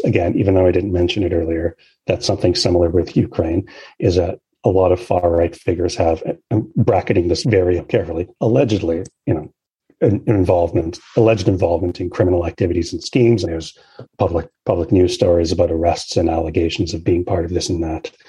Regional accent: Canada; Canada, my home country

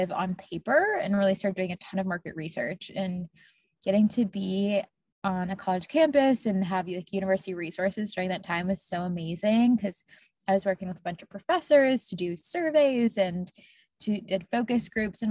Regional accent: Tampa, Florida, United States; now in Boston, United States; I grew up in Tampa, Florida

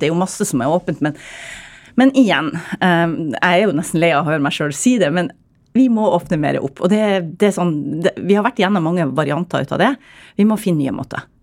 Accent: Northern Norway, Norway; jeg er nordlending

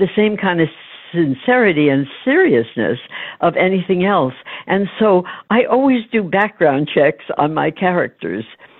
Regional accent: New York City, New York, United States; I was born right there, and then grew up in an area called Yorkville

